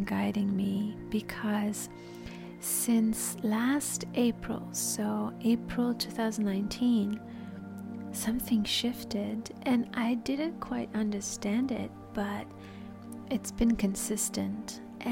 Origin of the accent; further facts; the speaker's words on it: Paris, Île-de-France, France; moved away; I grew up in Paris, so that's why the French came out.